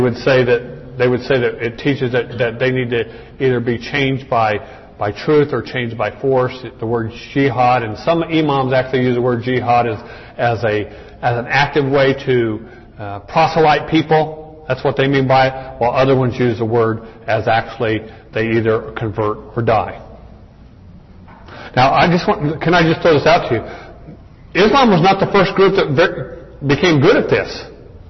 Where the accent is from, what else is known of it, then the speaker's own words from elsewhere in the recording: Arizona, United States; I was raised in Arizona